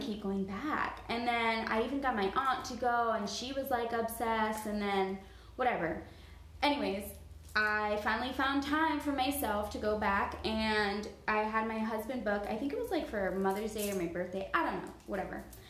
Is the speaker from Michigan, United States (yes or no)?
no; Miami, Florida, United States; moved away as an adult; now in Georgia, United States; I was born and raised in Miami